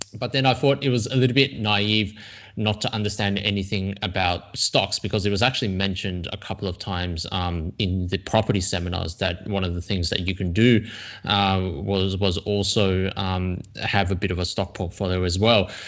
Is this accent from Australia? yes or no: yes; Sydney, New South Wales, Australia; also born or lived in China; now in Melbourne, Australia; I came to Australia when I was very young. Um, I was born in China, um, but I was raised here, got educated here